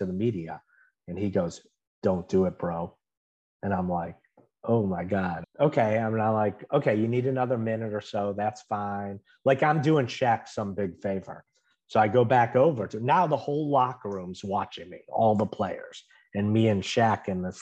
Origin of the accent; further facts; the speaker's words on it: Chicago, Illinois, United States; moved away as an adult; now in Orlando, United States; I grew up in Chicago